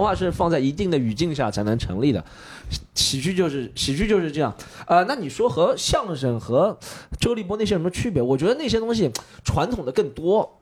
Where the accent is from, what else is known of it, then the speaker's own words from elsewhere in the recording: Shanghai, China; 我作为一个上海人